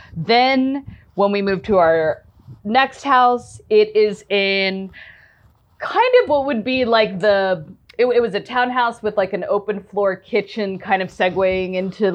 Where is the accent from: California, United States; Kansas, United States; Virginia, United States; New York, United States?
Virginia, United States; I grew up in Northern Virginia.